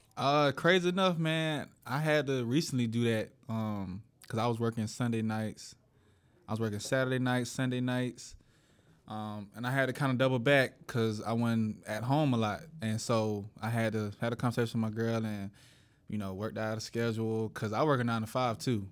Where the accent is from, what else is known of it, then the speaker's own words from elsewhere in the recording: Atlanta, Georgia, United States; I'm from, I'm from Atlanta